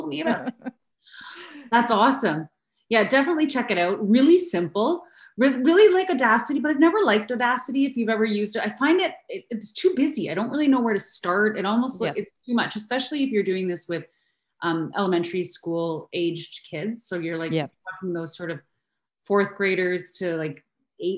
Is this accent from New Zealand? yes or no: no; Canada; I'm Canadian